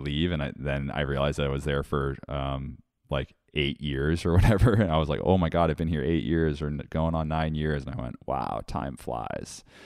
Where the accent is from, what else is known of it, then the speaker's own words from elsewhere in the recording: Woods Hole, Massachusetts, United States; Woodsole Oceanographic Institute is in my hometown